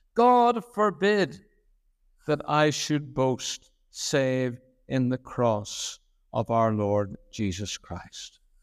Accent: Belfast, Northern Ireland, United Kingdom; moved away as an adult; now in Lurgan, United Kingdom; I grew up on the Shore Road in Saint Catharines Parish

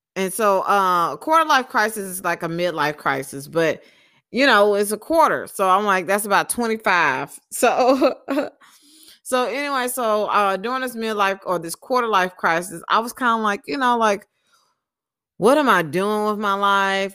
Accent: Texas, United States; moved away; also born or lived in Mobile, Alabama / Utah; I moved to Texas when I was about four years old. Um, I lived in Texas for most of my life

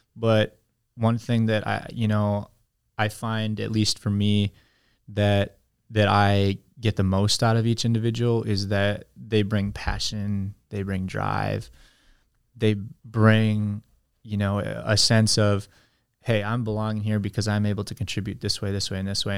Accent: United States; moved away as an adult; also born or lived in China; that means I'm an American

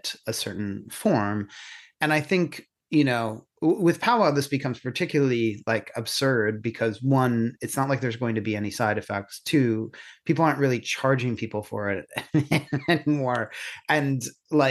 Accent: Catasauqua, Pennsylvania, United States; now in Ireland; growing up in Catasauqua and you're, you know, Syrian and gay

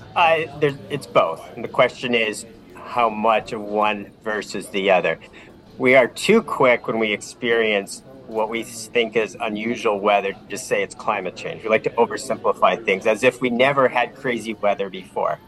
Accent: Vineland, Ontario, Canada; I grew up in Vineland

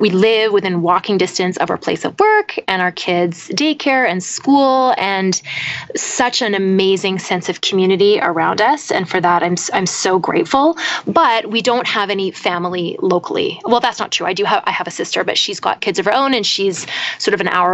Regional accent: British Columbia, Canada; also born or lived in Toronto; now in Ottawa, Canada; I grew up on the West Coast

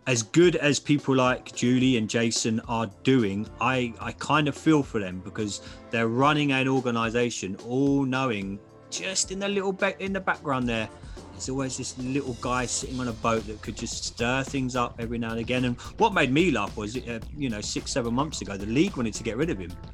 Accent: England, United Kingdom; I'm English.

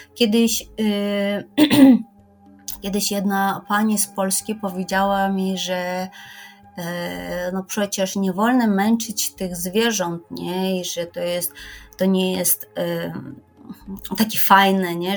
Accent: Kyrgyzstan; Polish is a second language; now in Poland; ja pochodzę z Kirgistanu

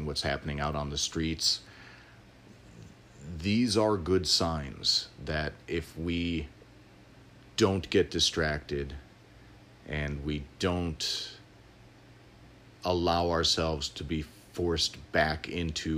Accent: Illinois, United States; born and raised in Illinois, I grew up in the area around the Prairie Path

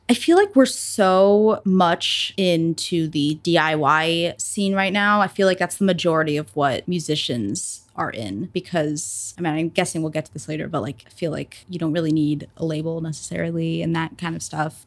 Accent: New Jersey, United States; I am a musician, solo musician, mainly like rock, indie rock, blues type stuff from Jersey, and I mainly play New York City

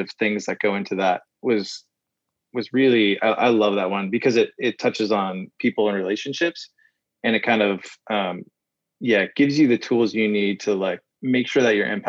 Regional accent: Midwest, United States; so I grew up in the Midwest

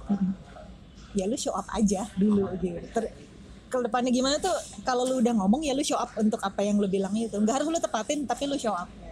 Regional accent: Jakarta, Indonesia; saya juga orang Jakarta juga

